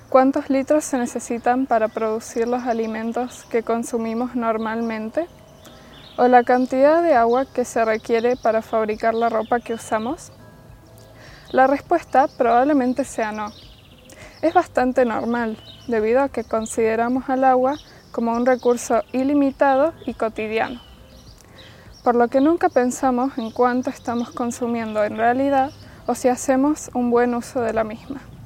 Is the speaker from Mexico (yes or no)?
no; Argentina; como argentinos que somos